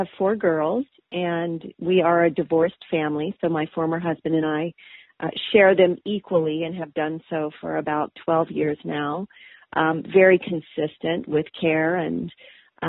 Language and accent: English; East Coast, United States; moved away as an adult; also born or lived in Minnesota; I'm actually from the East Coast. So I grew up on the beach in warm weather